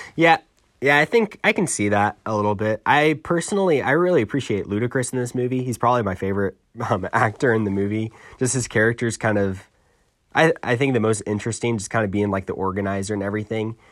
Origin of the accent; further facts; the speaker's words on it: New York, United States; I'm from New York